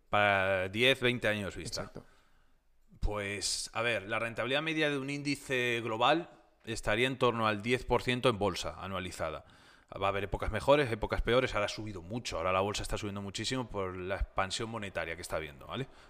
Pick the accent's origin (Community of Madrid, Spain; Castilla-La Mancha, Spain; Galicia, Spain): Castilla-La Mancha, Spain; Tomelloso; mi tierra, ya que yo soy de Tomelloso, de Ciudad Real